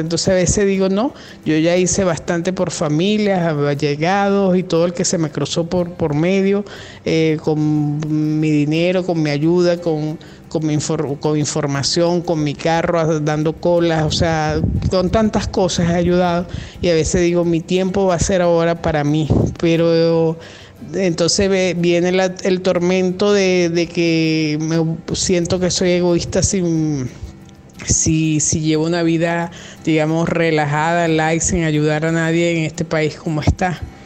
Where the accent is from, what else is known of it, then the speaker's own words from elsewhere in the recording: Venezuela; yo soy venezolana, estoy acá en Venezuela